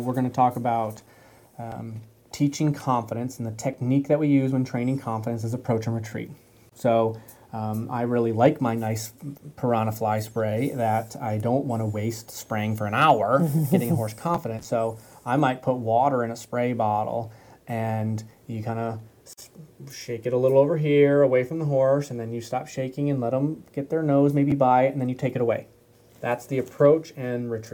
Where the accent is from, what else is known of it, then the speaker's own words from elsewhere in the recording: Michigan, United States; I grew up in Michigan